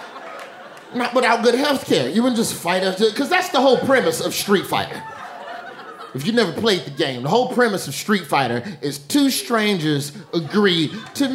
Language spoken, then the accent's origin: English; Alabama, United States; now in New York, United States; I'm from Alabama